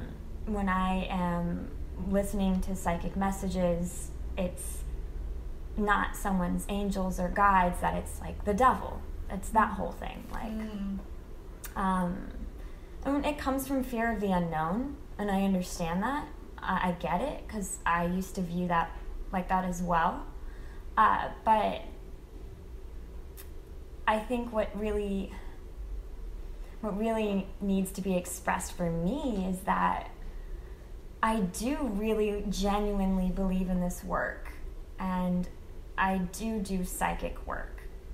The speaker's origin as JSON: {"language": "English", "region": "the Bible Belt", "country": "United States", "tie": "born or raised there", "said": "For me, the fears come from growing up in the Bible Belt"}